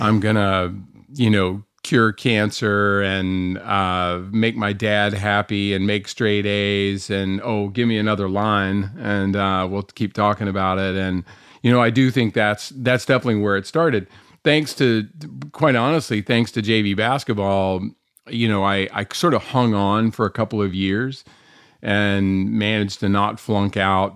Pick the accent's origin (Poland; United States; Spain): United States; North Carolina; I grew up here in North Carolina for the most part